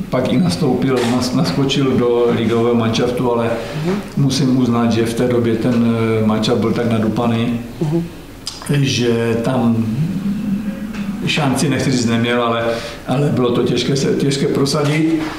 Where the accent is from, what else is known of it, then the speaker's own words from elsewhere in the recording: Czechia; Já jsem z Kvinkovic, bydlím tam teď pořád